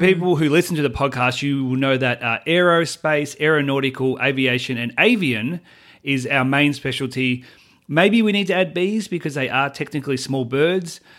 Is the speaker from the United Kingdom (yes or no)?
no; Australia; moved away as an adult; now in United States; Australian. I always will be Australian